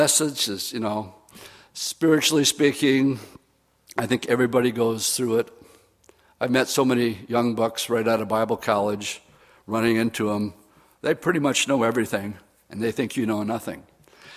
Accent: Oshkosh, Wisconsin, United States; I grew up in Oshkosh, Wisconsin

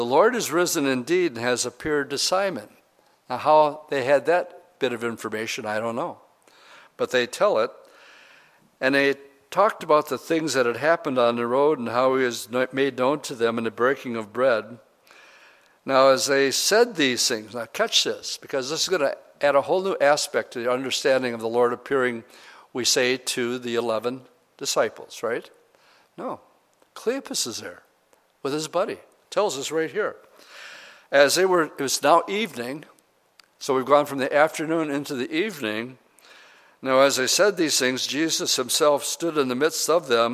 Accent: Oshkosh, Wisconsin, United States; I'm from Oshkosh, Wisconsin

